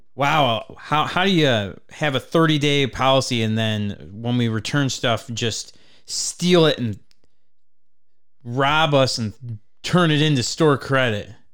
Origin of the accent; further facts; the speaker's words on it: Traverse City, Michigan, United States; I'm from Traverse City